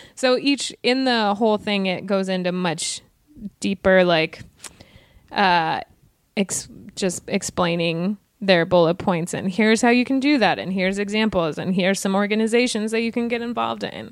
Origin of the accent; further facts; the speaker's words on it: Wyoming, United States; now in Los Angeles, United States; I'm from Wyoming. It's a very, very white state